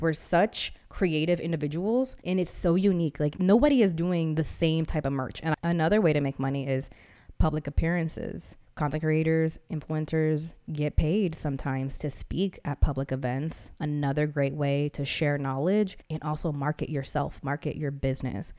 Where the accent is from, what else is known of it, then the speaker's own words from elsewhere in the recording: Massachusetts, United States; also born or lived in Missouri; now in Austin, United States; I'm from Massachusetts and I moved here from Missouri